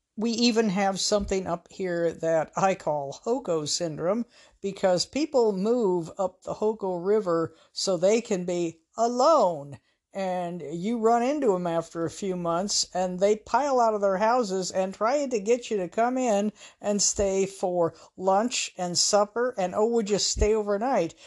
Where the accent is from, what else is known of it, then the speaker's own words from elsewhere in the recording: Pacific Northwest, United States; up in the Pacific Northwest, honey is sarcastic